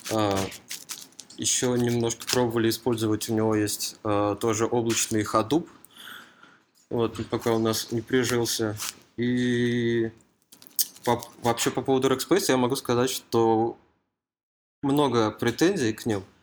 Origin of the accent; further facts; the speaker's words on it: Moscow Oblast, Russia; Я из Подмосковья.